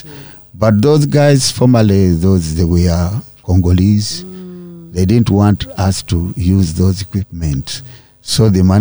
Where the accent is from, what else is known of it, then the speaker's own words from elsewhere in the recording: Uganda; here in our country